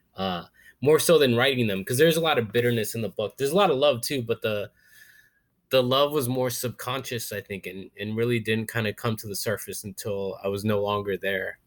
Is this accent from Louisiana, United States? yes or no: no; Florida, United States; moved away as an adult; now in New York, United States; I grew up in Florida, I always say yes